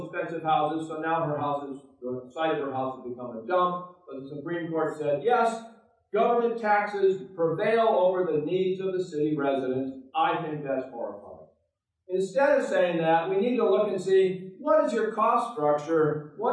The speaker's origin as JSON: {"language": "English", "region": "Oregon", "country": "United States", "said": "Oregon, my home state"}